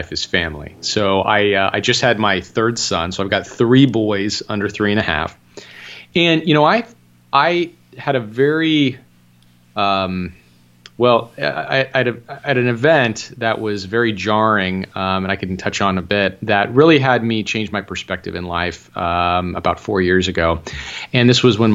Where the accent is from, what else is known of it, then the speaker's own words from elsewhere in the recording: Southern California, United States; moved away as an adult; now in Las Vegas, United States; I'm from the Southern California area